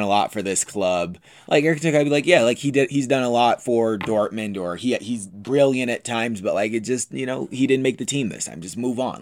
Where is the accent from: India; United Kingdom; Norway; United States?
United States; I'm American